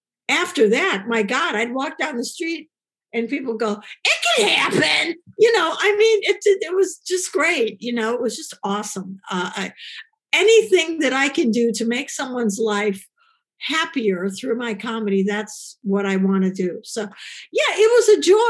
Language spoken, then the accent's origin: English; Chicago, Illinois, United States; my hometown of Chicago